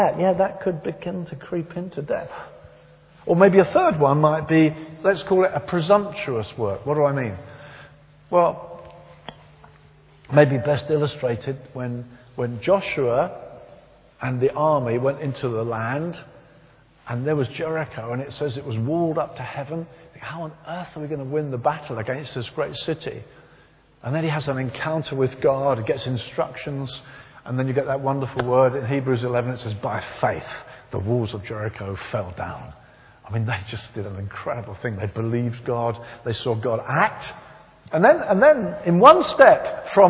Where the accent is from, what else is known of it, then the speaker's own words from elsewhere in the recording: near Brighton, South East England, United Kingdom; it wasn't far from the town I was raised